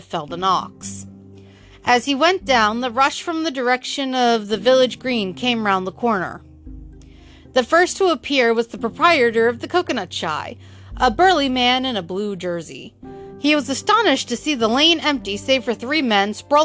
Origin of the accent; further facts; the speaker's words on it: United States; I'm American